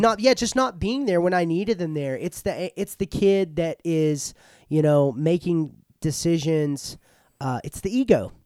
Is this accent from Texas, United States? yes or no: yes; Paris, Texas, United States; I was born here in Paris at McChristian Ho-, McChristian Hospital